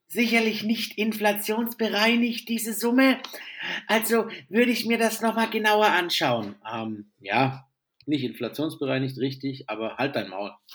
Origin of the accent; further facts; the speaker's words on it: the South, Southern Germany, Germany; moved away; ich ein Kind des Südens bin